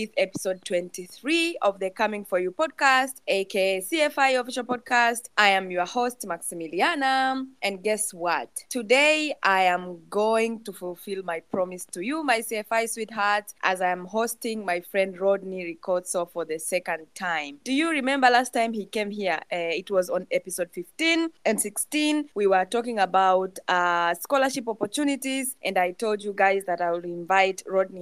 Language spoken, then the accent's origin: English; Tanzania; moved away as an adult; I'm from Tanzania, and you know it's tropical